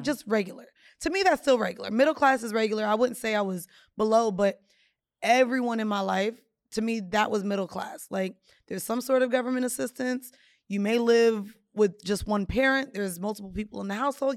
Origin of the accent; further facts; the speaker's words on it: Jamaica; I'm Jamaican